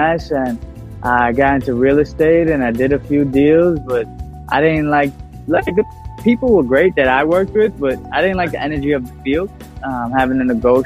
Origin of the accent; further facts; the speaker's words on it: New York City, New York, United States; I was born in Bensonhurst, Brooklyn. Born and raised